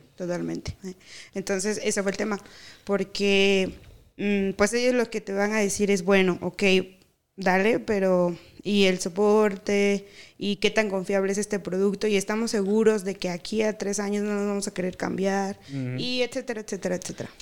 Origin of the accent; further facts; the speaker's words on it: Mexico; moved away; also born or lived in Veracruz / Tabasco; soy tabasqueña y veracruzana a la vez, porque mis papás son de Tabasco y de Veracruz